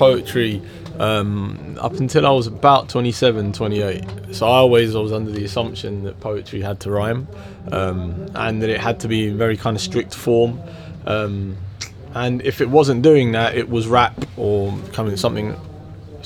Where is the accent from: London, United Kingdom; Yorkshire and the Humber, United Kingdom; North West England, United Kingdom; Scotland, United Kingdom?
London, United Kingdom; I'm from North London originally. I was born and raised there.